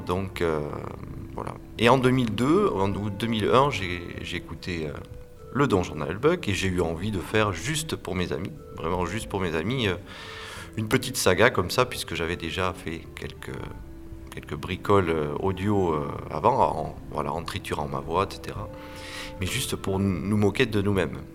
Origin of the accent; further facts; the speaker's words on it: Landes, Nouvelle-Aquitaine, France; also born or lived in Bordeaux / Pays Basque; je suis né dans les Landes et j'ai fait mes études à Bordeaux